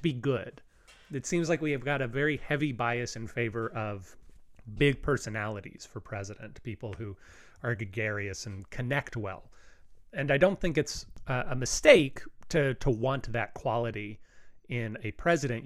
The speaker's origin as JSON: {"language": "English", "town": "Hockley", "region": "Texas", "country": "United States", "tie": "born or raised there", "said": "where I grew up in Hockley, Texas"}